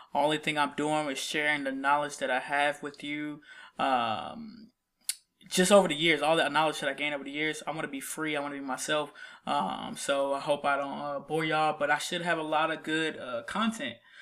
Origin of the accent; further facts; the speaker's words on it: Columbus, Ohio, United States; now in Nashville, United States; I'm from, uh, Columbus, Ohio. I lived there for about fifteen years